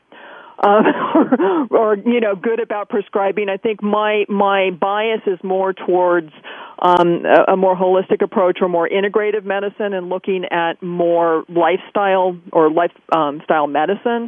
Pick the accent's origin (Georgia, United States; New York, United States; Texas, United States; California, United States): California, United States; growing up in California and we're, you know, really close to Yosemite